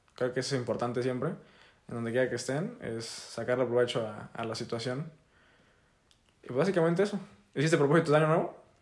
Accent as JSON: {"language": "Spanish", "region": "Tamaulipas", "country": "Mexico", "said": "yo soy de Tamaulipas, tengo 18 años"}